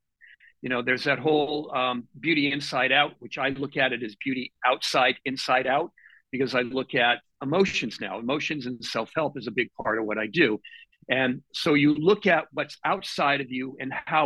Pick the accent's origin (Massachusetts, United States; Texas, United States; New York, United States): Massachusetts, United States; Boston; now in Seattle, United States; I come from Boston originally, and I come from an Italian family